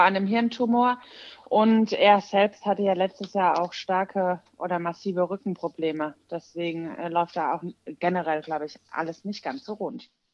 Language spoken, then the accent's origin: German; Walldorf, Baden-Württemberg, Germany; ich komme aus Waldorf, das ist in der Nähe von Heidelberg